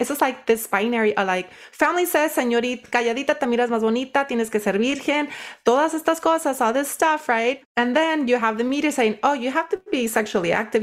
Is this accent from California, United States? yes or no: yes; Watsonville, California, United States; also born or lived in Nayarit, Mexico; I was raised in, uh, Watsonville, California. Grew up working in the field